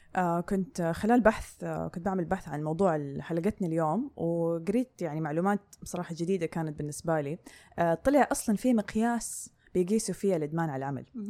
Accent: Saudi Arabia; عندنا في السعودية

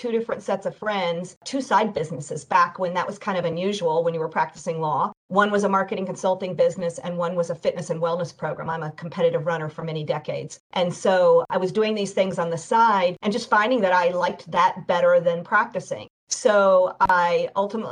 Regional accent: Oak Ridge, Tennessee, United States; I'm from a science town, Oak Ridge, Tennessee, where they did a lot of the research in nuclear issues

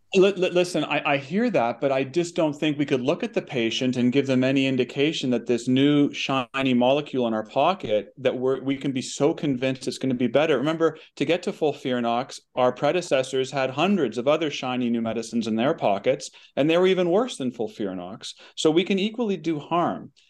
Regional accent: Canada; we're Canadian

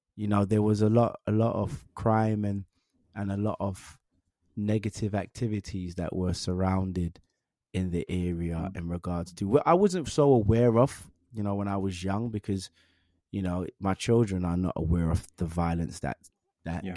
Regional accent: London, United Kingdom; also born or lived in Willesden / Harlesden; I'm from Northwest London. I grew up in Northwest London

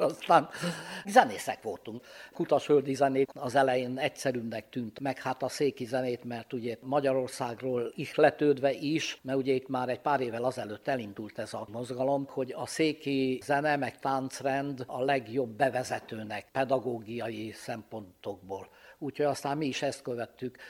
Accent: Transylvania, Romania; moved away; mi szintén Romániából vagyunk

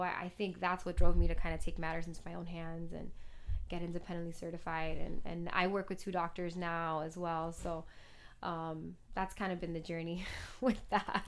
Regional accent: Miami, Florida, United States; moved away as an adult; also born or lived in Los Angeles; growing up in Miami, English is very much a, a second language

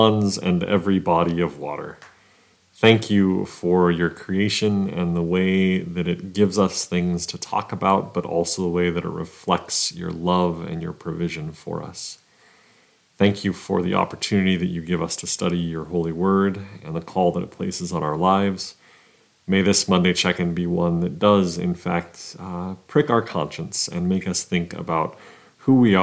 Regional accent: Arizona, United States; I'm from Arizona, which is a relatively dry state

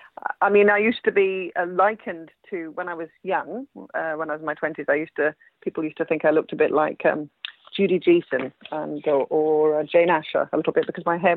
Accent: Manchester, North West England, United Kingdom; I don't sound particularly northern, but actually I was born in Manchester. My parents aren't Mancunians either, but my father got a job at Manchester University and I was brought up in Manchester, in Cheshire.

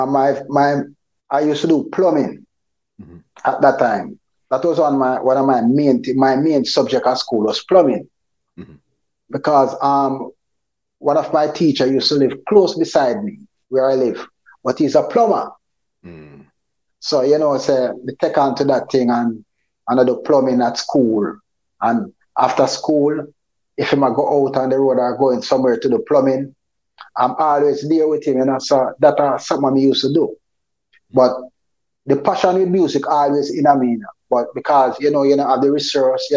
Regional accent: Port Antonio, Portland, Jamaica; also born or lived in Moore Town / Seaman's Valley; I grew up in Port Antonio, Portland. Beautiful parish, the nicest parish and the sweetest parish in Jamaica

